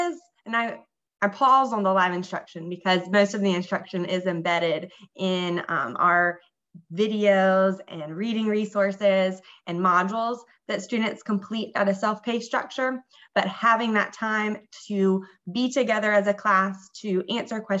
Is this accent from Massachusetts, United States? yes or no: no; Columbia, South Carolina, United States; moved away as an adult; now in Durham, United States; I'm from Columbia, South Carolina